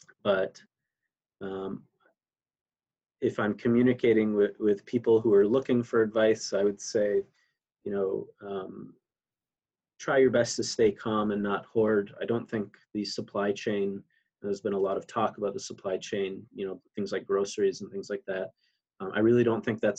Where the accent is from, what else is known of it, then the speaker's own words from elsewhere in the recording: Canada; now in United States; my home country of Canada